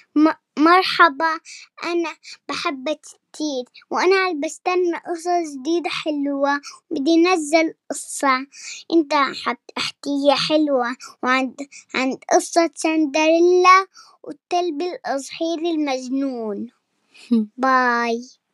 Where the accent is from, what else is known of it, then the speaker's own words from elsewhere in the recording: Jordan; من الأردن